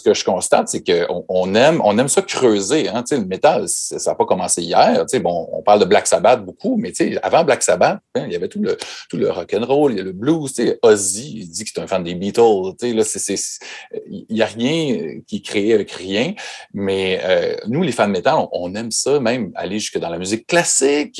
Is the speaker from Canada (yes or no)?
yes; Chicoutimi, Quebec, Canada; mon bled perdu au, Québec, Chicoutimi, qui est à 5 heures de route de, Montréal